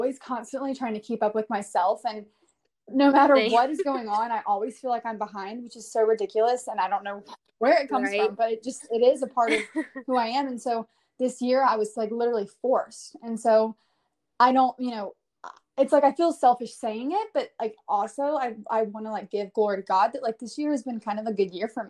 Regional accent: Hoover, Alabama, United States; now in Nashville, United States; I am from Hoover, but I live in Nashville now.

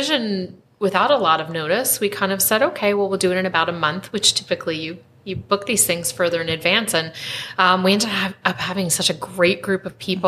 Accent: East Coast, United States; moved away as an adult; now in Spokane, United States; I'm actually from the East Coast. And I forget, and we have been here for 14 years, and it's home.

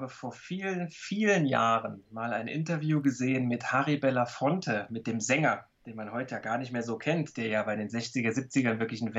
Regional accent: Saarbrücken, Saarland, Germany; Gut, ich bin in Saarbrücken groß geworden, da ist man halt auch schnell in Frankreich.

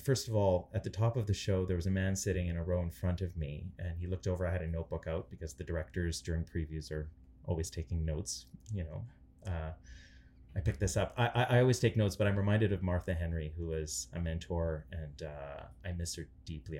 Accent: Canada; I'm Ukrainian Canadian

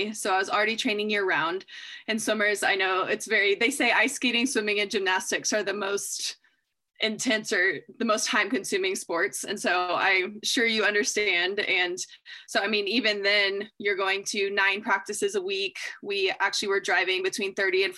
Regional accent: Austin, Texas, United States; moved away as an adult; also born or lived in South America / Arkansas / Montana; now in Washington, United States; I grew up in Austin, but now, you know, lived in South America, went to school in Arkansas, and then Montana, now Washington.

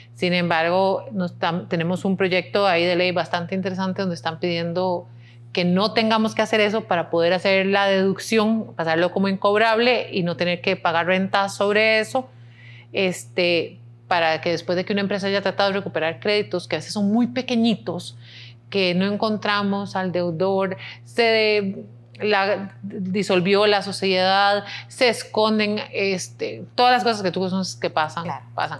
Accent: Costa Rica

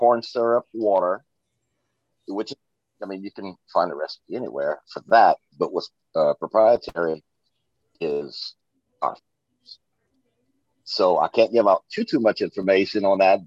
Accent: Louisiana, United States; I'm from Louisiana, raised.

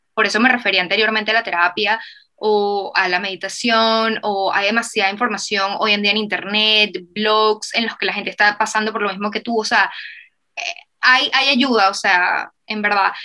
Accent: Venezuela; moved away; nosotros venimos de Venezuela, que era un país que estaba como que súper destruido

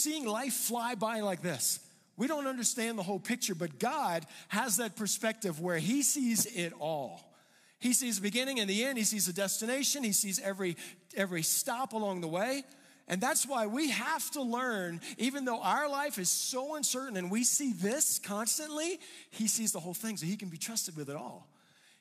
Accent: Louisiana, United States; now in Colorado, United States; I grew up in Louisiana, you know, I grew up in a place where it was flat

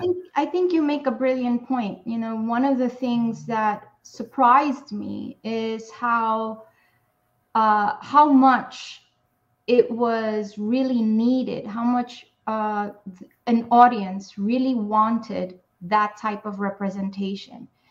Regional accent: New York City, New York, United States; I grew up in Spanish Harlem in New York City.

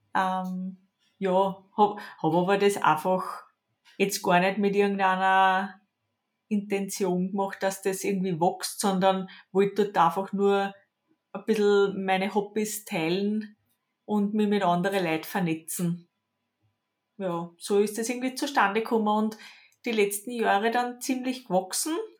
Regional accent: Lower Austria, Austria; Ich komme aus Niederösterreich

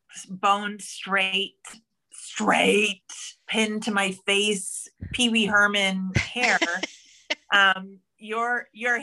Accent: Toronto, Ontario, Canada; I'm from Scarborough too

